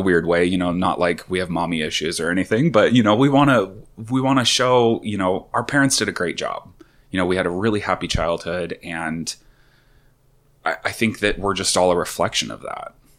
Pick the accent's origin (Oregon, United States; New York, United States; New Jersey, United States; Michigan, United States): Oregon, United States; Sherwood; also born or lived in Tualatin, Oregon; We're a gay couple, and I grew up in Sherwood